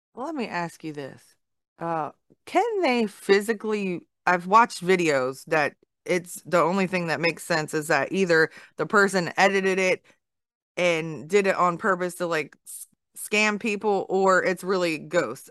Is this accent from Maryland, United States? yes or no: yes; Baltimore, Maryland, United States; moved away; I'm from the north. I'm from Baltimore area